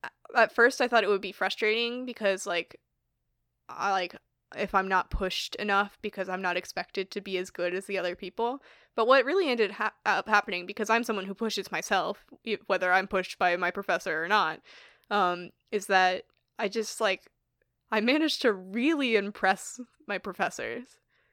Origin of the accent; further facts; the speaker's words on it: New York, United States; accent: Long Island; Oh, when I first went to Texas, I noticed my Long Island accent. Like, I don't really have a Long Island accent.